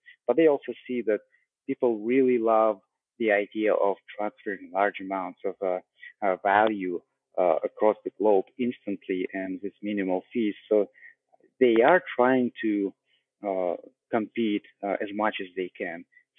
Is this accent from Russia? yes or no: yes; Russia; English is a second language; moved away; also born or lived in Canada; because I come from Russia, and then I spent quite a bit of my life in Canada, and I currently travel as well.